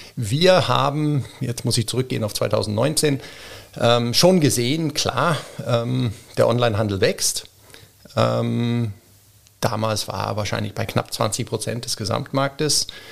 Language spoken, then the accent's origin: German; Bremen, Germany; also born or lived in Zurich, Switzerland / Geneva, Switzerland; now in Wiener Neustadt, Austria; ein geborener, gebürtiger Bremer, Bremen-Fegesack